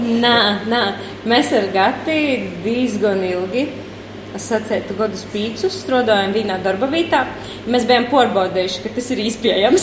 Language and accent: Latvian; Latgale, Latvia; accent: Latgalian; Latvian is a second language